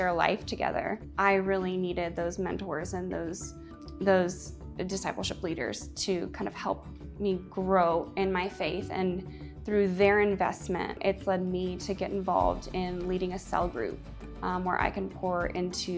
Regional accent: Atlanta, Georgia, United States; I was born and raised in Atlanta, Georgia.

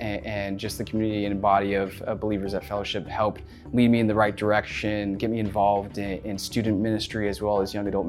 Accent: Dallas, Texas, United States; also born or lived in Arkansas; I grew up in the Dallas, Texas area

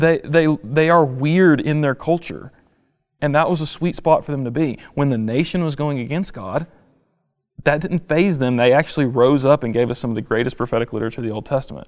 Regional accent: United States; as an American

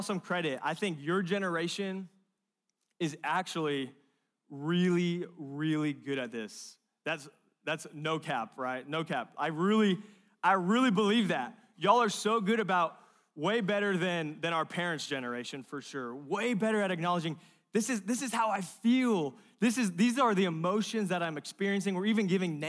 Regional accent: California, United States; moved away; I'm from California, Pacific Ocean

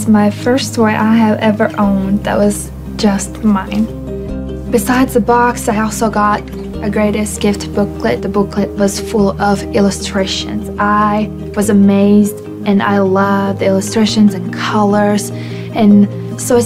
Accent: Latvia; moved away; I'm from Latvia

